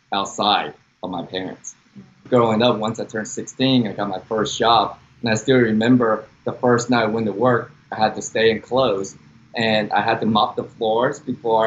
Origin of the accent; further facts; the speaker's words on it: Dallas, Texas, United States; accent: Texan; also born or lived in Taiwan; grew up in Dallas, Texas